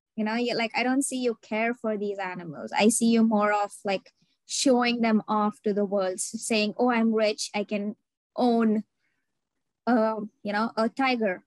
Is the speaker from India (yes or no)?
yes; India; now in United States; I'm Indian